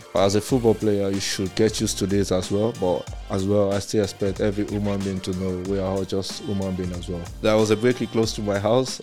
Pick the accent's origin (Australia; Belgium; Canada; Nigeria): Nigeria; also born or lived in Germany; now in England; we're from Nigeria